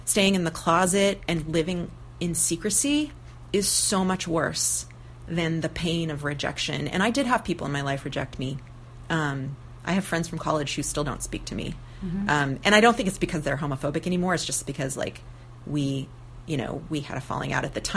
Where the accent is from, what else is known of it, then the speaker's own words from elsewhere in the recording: near Santa Cruz, California, United States; now in Portland, United States; my hometown, which is kind of close to Santa Cruz